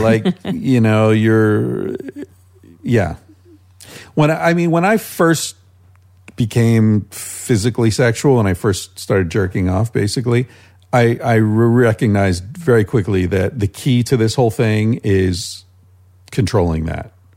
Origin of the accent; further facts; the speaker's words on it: United States; moved away as an adult; also born or lived in Spain; just being American